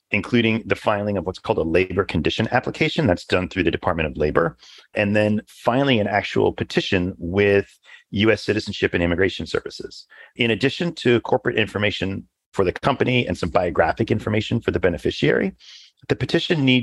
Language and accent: English; Canada; So, as a Canadian, my mind first jumps to the TN visa classification